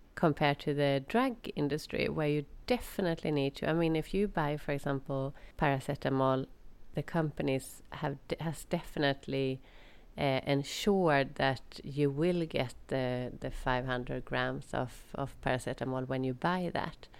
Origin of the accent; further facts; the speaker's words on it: Sweden; moved away as an adult; also born or lived in England / Jordan / Netherlands / Ireland; when it was time to move back to to Sweden